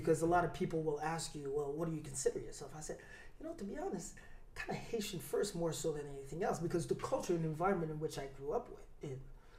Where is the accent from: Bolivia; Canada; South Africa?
Canada; Montreal, Quebec; also born or lived in Newark, New Jersey; So I grew up mostly in Montreal, but also in Newark, New Jersey.